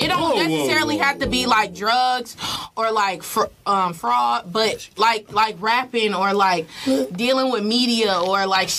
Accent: Chicago, Illinois, United States; I'm from Chicago

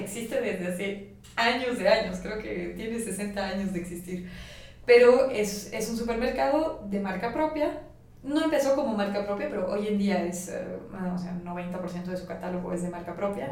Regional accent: Bolivia; also born or lived in France / La Paz; now in Mexico; yo soy boliviana

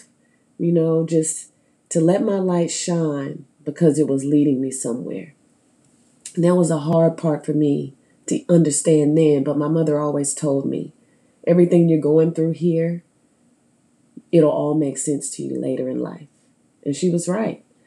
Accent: Stuttgart, Arkansas, United States; moved away; raised in Stuttgart, Arkansas

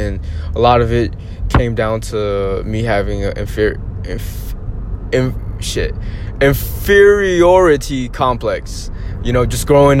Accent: United States; just being Asian American, going through school

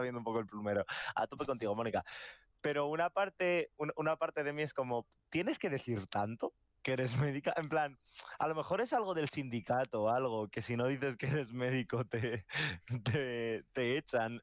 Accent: Madrid, Community of Madrid, Spain; y yo soy de Madrid

